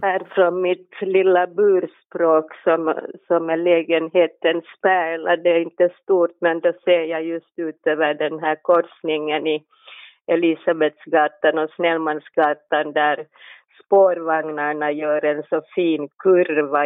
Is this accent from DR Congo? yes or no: no; Helsinki, Uusimaa, Finland; Jag är en barfota helsingforsare